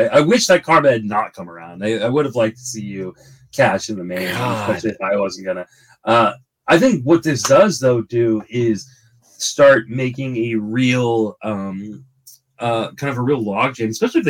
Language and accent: English; Washington, District of Columbia, United States; now in California, United States; I grew up in Washington, D.C. before the Nationals.